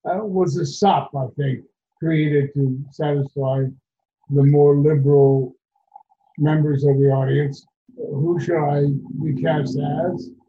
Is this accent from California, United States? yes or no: no; Kansas City, Kansas, United States; I come from the west bottoms of Kansas City, Kansas, and most people think Kansas City, Missouri we came from Kansas. Across the street from, we lived above the junkyard.